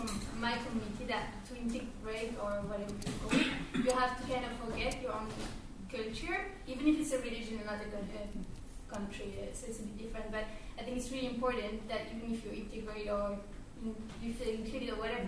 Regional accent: Russia; English is a second language; moved away as an adult; Just comment because I'm from myself, like originally from Russia, even though I don't live in Russia for some years

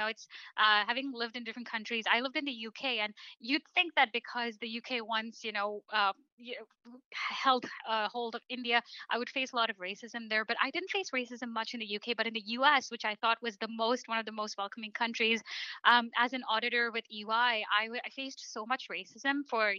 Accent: Canada; Canada is home for me. I was mm-hmm. born and raised here. You know, I'm as much Canadian as you are.

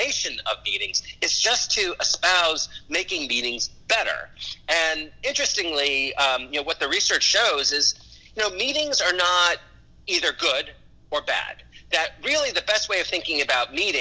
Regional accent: Los Angeles, California, United States; also born or lived in New York City; now in Charlotte, United States; I was born in New York City, but I grew up in Los Angeles

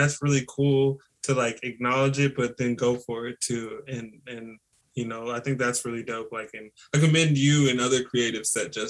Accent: Colorado, United States; I grew up in Colorado.

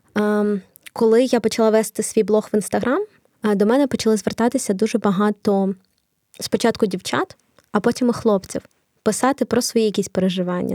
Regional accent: Kharkiv, Kharkiv Oblast, Ukraine; first language Russian; Ukrainian is a second language; Я з Харкова

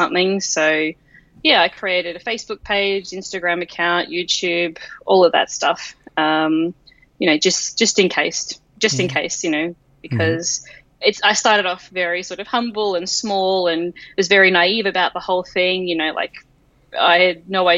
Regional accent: Australia; I am obviously Australian

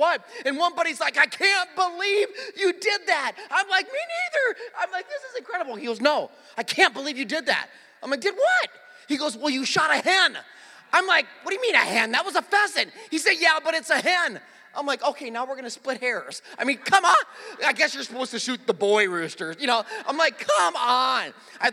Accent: South Dakota, United States; moved away; I actually grew up in a town, you know, I'm from South Dakota, so, just like Nebraska, pretty flat

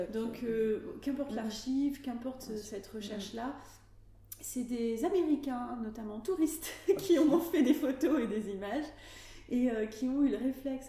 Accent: Médoc, Nouvelle-Aquitaine, France; also born or lived in Arcachon Bay / Paris; J'ai grandi dans le Médoc et je vis actuellement entre le Médoc

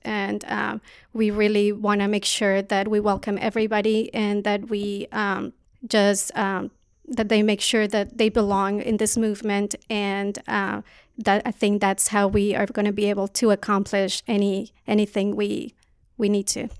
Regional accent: Colombia; now in United States; I'm an immigrant from Colombia

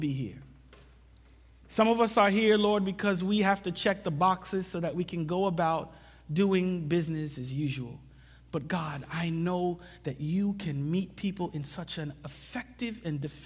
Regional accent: New York City, New York, United States; also born or lived in Jamaica; I came to the U.S. when I was 4. And, you know, I grew up in New York City

